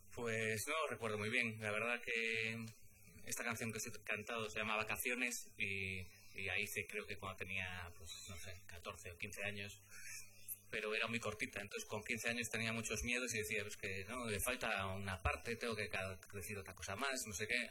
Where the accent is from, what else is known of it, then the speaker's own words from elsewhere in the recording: Galicia, Spain; como gallego